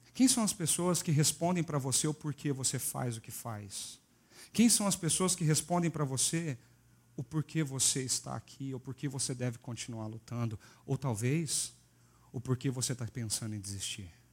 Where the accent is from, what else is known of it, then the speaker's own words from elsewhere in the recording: Minas Gerais, Brazil; eu sou mineiro